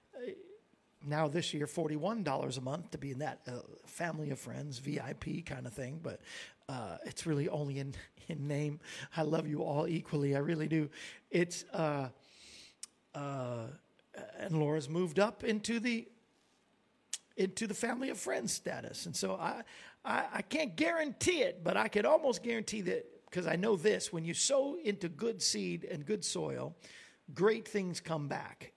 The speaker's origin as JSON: {"language": "English", "region": "Florida", "country": "United States", "tie": "born or raised there", "said": "we grew up in Florida, so we were there a lot"}